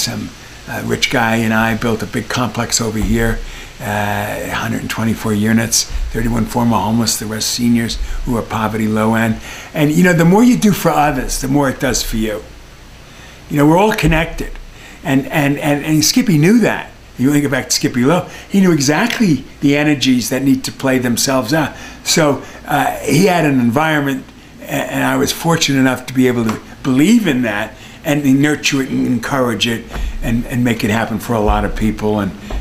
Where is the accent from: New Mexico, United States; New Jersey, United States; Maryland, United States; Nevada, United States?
New Jersey, United States; Englewood; moved away as an adult; I'm from Englewood, New Jersey. I'm a Jersey boy.